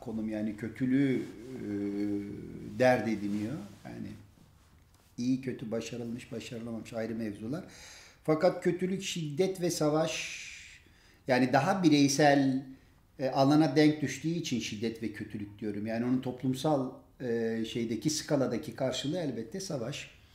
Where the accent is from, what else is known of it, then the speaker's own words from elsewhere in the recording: Diyarbakır, Diyarbakır Province, Turkey; Diyarbakırlı bir Kürt olarak